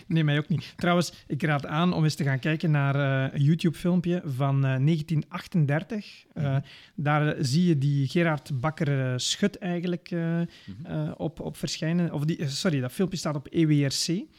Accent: Belgium

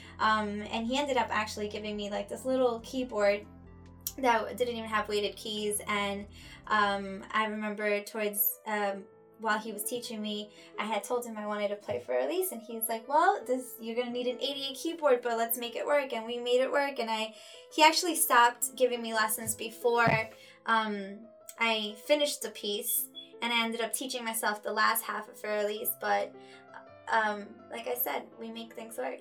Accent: New York City, New York, United States; also born or lived in Ecuador; I was born in Ecuador. I came to New York when I was only 2 years old. And we lived in an apartment in Flushing, New York

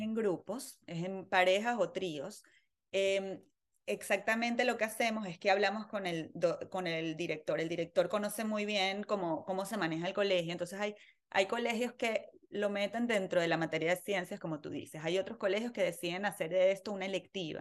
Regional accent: Venezuela; moved away; nací en Venezuela, eh, en una familia muy, muy activa

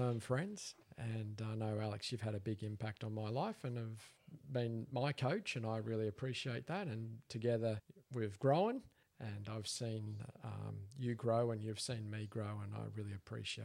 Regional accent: South Gippsland, Victoria, Australia; also born or lived in Mount Hagen, Papua New Guinea / Townsville; I mainly grew up in South Gippsland in Victoria, farming area.

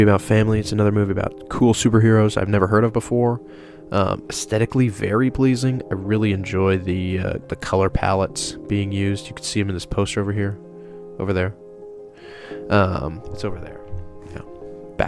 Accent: Oregon, United States; my hometown

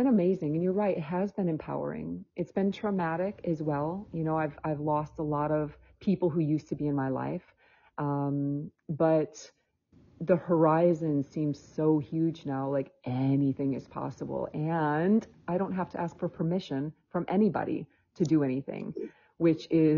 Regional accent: Michigan, United States; moved away; also born or lived in Spain; I was born in Michigan, and I'm actually living back in Michigan right now

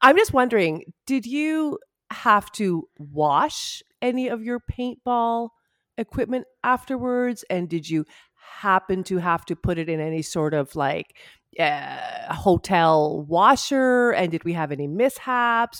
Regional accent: Ottawa, Ontario, Canada; moved away; I'm from Ottawa

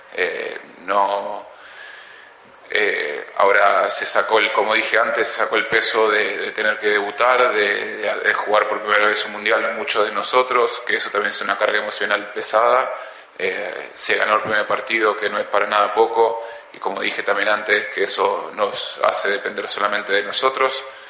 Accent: Ecuador; Acá somos todos ecuatorianos

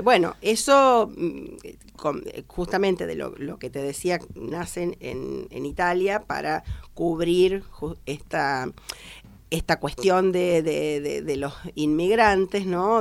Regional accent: Rufino, Santa Fe, Argentina; moved away as an adult; now in Villa Mercedes, Argentina; vengo de la provincia de Santa Fe y yo había estudiado en una Dante Ligieri, dependiente de la Dante de Ligieri de Rosario, eh, soy de Rufino

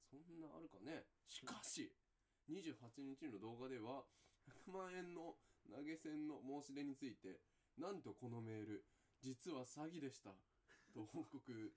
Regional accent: Kanto, Japan; 俺ら関東人なんだからな

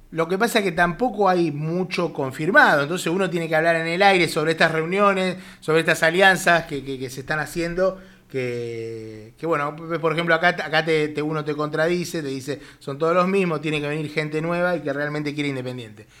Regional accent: Buenos Aires, Argentina; como un porteño green que somos

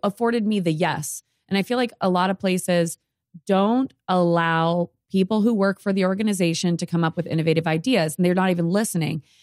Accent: Sierra Vista, Arizona, United States; I'm from Sierra Vista.

